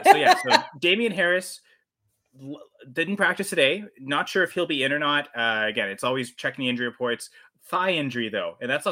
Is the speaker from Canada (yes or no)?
yes; Canada; I'm Canadian